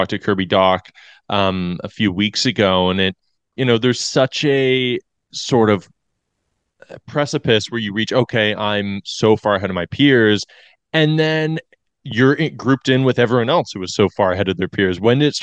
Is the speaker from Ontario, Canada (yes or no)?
yes; London, Ontario, Canada; I grew up in London